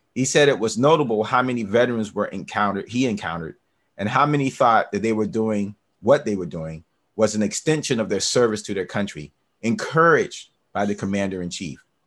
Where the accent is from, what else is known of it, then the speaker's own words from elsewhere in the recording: the South, United States; also born or lived in Northeast US / Midwest US / West Coast US; now in West Coast, United States; I'm a Southerner, and I'm uh, grew up missionary Baptist